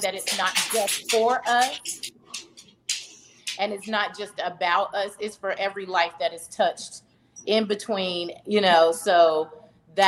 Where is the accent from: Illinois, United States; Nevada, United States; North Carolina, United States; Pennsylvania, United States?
North Carolina, United States; Charlotte; I'm originally from Charlotte, North Carolina, born and raised